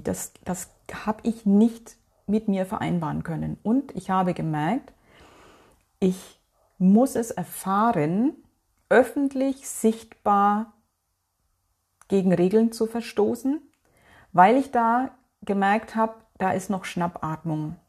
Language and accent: German; North Rhine-Westphalia, Germany; bei uns in NRW